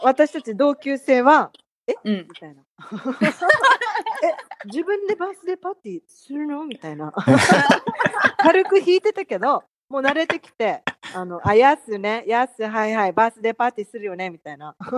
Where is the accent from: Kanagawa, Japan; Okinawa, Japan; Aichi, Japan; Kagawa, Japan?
Okinawa, Japan; moved away as an adult; also born or lived in Tokyo; 私はやっぱり沖縄人だな